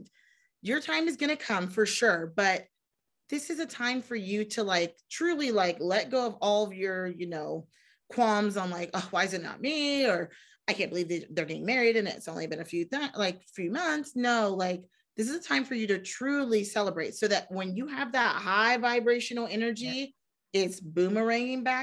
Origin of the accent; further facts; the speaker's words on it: Ohio, United States; I'm from Ohio, wonderful state.